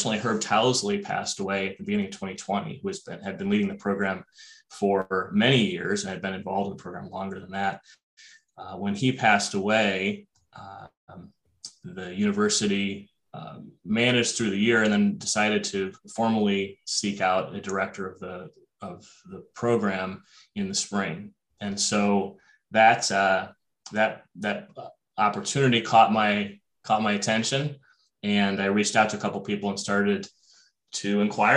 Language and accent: English; Ohio, United States; moved away as an adult; also born or lived in Los Angeles, California / East Coast; now in Minnesota, United States; I grew up in Ohio